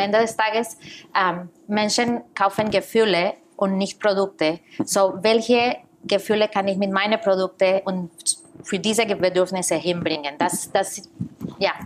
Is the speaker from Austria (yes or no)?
no; Costa Rica; moved away as an adult; also born or lived in New York, United States; now in Germany; Ich komme aus Costa Rica